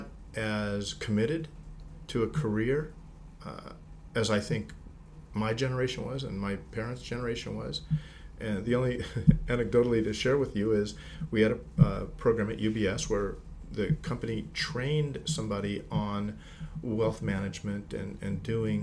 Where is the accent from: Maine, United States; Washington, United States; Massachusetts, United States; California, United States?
California, United States; Whittier; now in Diamond Bar, United States; I grew up in Whittier.